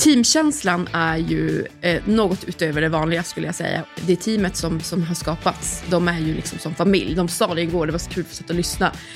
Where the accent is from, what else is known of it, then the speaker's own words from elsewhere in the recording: Kalix, Norrbotten County, Sweden; moved away; jag är från Kalix, Norrbotten